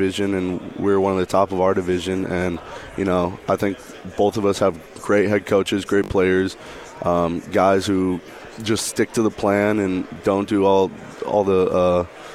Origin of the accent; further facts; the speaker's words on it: Southern California, United States; moved away as an adult; now in Pullman, United States; I'm from Southern California